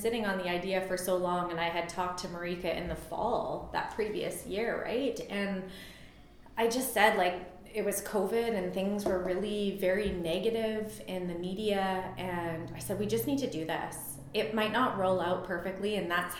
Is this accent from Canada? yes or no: yes; northern British Columbia, Canada; now in Vernon, Canada; I grew up in northern BC, so like Williams Lake and Quesnel area